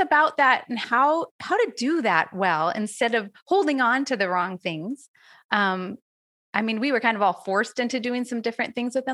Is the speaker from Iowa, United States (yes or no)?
yes; Iowa, United States; I'm from Iowa, which used to be, until recently, I think, the egg production capital of the United States